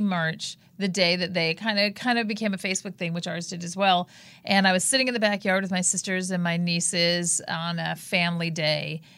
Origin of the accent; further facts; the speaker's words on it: Palos Verdes, California, United States; we grew up in Palos Verdes, not a very liberal community